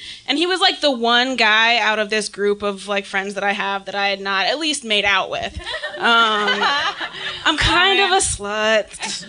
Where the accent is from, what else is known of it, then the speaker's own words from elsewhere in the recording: Arcata, California, United States; moved away; I'm from Humboldt County. Big ups. I'm from Arcata, and Arcata's fucking awesome. Deal with it. It's a great town. It's a great place to grow up.